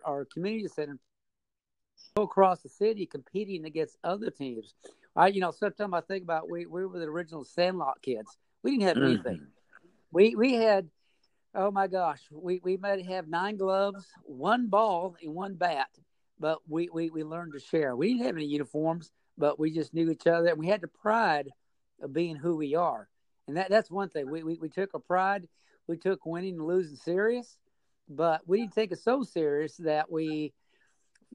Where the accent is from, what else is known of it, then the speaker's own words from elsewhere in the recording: Merced, California, United States; originally I was born and raised in the San Joaquin Valley. The actual town is called Merced, California